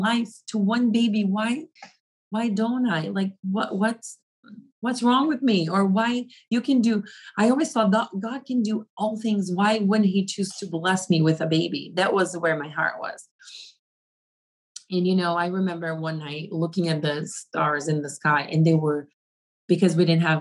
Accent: Brazil; moved away as an adult; also born or lived in Africa; now in United States; I was coming from Brazil, which it is considered a third world country

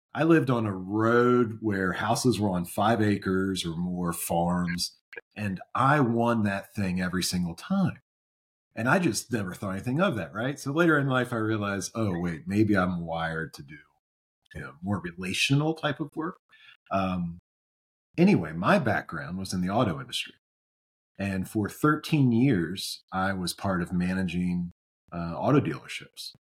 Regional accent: Maryland, United States; growing up in Maryland, the Orioles, obviously, my team

